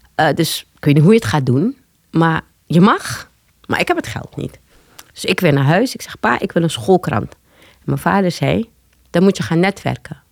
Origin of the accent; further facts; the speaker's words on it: Paramaribo, Paramaribo District, Suriname; also born or lived in Leiden, Netherlands / Amsterdam Zuidoost, Netherlands; now in Amsterdam, Netherlands; Ik ben geboren in Leiden. Eh, maar op mijn vierde al teruggegaan naar Paramaribo, Suriname, met mijn ouders